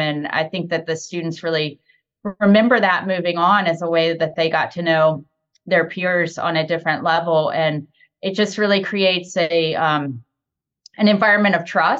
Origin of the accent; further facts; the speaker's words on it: Roanoke, Virginia, United States; I grew up in Roanoke, Virginia, so just a couple hours away from Charlottesville.